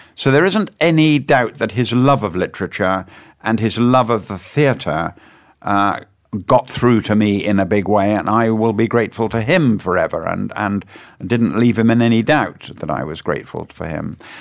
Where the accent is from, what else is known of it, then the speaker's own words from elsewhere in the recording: Weston-super-Mare, South West England, United Kingdom; In the Western Supermare in Somerset. I'm a West Country boy. That's where I come from